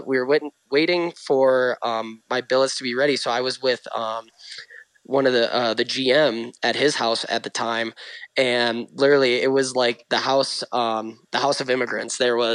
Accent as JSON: {"language": "English", "region": "Utah", "country": "United States", "tie": "born or raised there", "said": "I grew up really quick in Utah, understanding like, hey, this is the real world."}